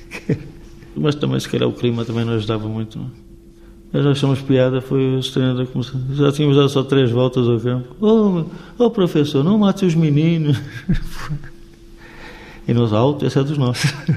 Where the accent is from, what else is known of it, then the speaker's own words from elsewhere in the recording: Vila Real, Norte, Portugal; Eu estou na minha terra